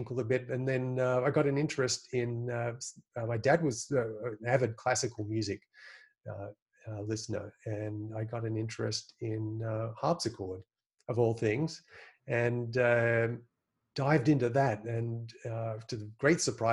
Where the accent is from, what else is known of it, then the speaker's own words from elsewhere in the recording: Sydney, New South Wales, Australia; where I grew up in Sydney